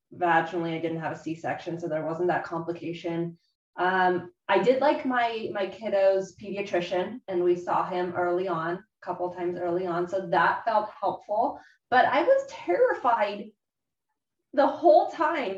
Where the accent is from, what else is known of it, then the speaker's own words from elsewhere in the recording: Southern California, United States; moved away as an adult; also born or lived in Bay Area; I moved there from, you know, my hometown in Southern California